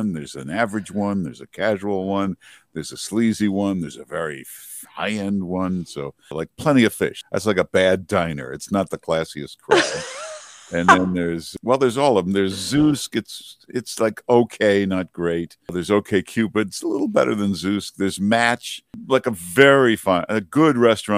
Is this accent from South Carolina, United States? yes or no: no; Grosse Pointe Farms, Michigan, United States; now in New York City, United States; I'm from Michigan, near Detroit, Grosse Pointe Farms